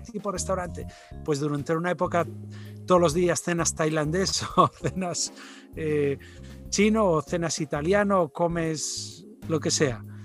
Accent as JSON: {"language": "Spanish", "region": "Basque Country", "country": "Spain", "said": "soy eh, de origen español, eh, vasco del, de la zona norte"}